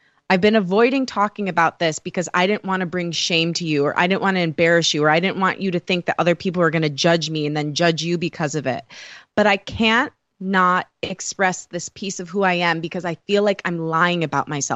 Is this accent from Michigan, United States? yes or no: yes; Michigan, United States; accent: Michigan; I'm from Michigan, so strong Michigan accent